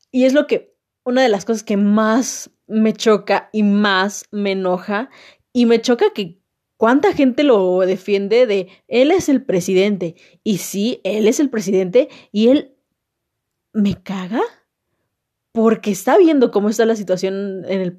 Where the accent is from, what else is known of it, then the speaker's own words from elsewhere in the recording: Mexico; informarme qué está pasando en mi país, saber qué está sucediendo, porque si no sé qué está sucediendo, nunca voy a saber el por qué estamos así. La economía está de la chingada, la sociedad está de la chingada, México como país siento que no está realmente unido